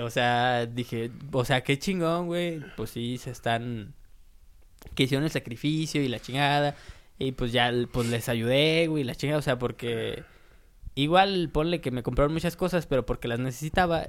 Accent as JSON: {"language": "Spanish", "region": "San Luis Potosí", "country": "Mexico", "tie": "born or raised there", "said": "fuimos a San Luis, güey, eh, a la capital, y pues ahí hay más tiendas que, de donde yo soy"}